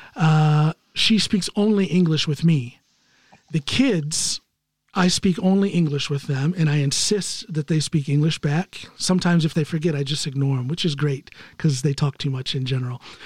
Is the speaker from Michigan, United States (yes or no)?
no; Ohio, United States; moved away as an adult; also born or lived in Chicago, Illinois; now in Norway; I'm from Ohio, but I lived in Chicago for eight years, right up until we came here to Norway